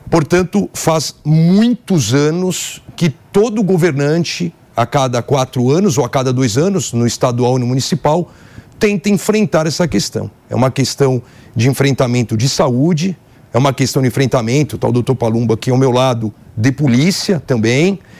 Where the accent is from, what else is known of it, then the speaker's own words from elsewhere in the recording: São Paulo, Brazil; paulistano, sou filho do centro, vi a Cracolândia nascer.